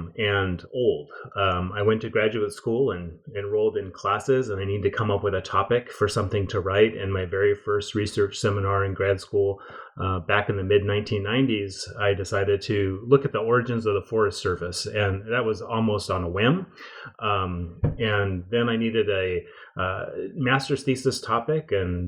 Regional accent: Washington, United States; Yeah, well, I grew up in the Pacific Northwest, about 40 miles north of Seattle

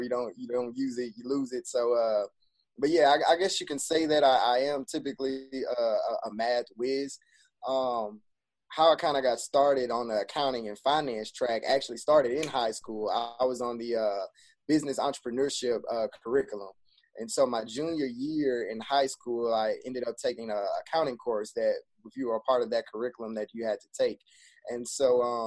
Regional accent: Baton Rouge, Louisiana, United States; born and raised in Baton Rouge

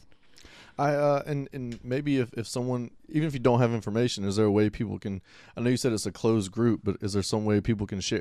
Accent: Pensacola, Florida, United States; now in Monroe, United States; I'm from Pensacola.

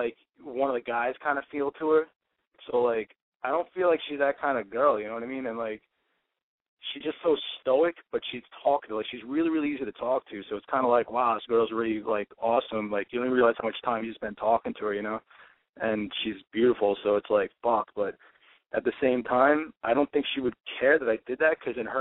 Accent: New York, United States; I'm from New York

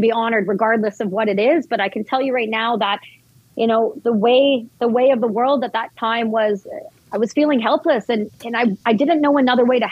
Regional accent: Vancouver, British Columbia, Canada; I'm actually in New York right now for some press, but I'm from Vancouver

